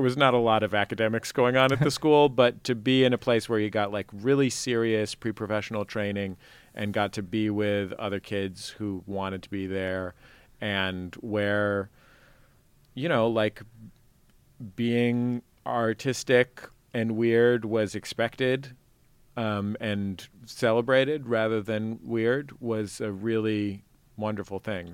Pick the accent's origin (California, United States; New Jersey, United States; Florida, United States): California, United States; San Francisco; I grew up in in the Mission sort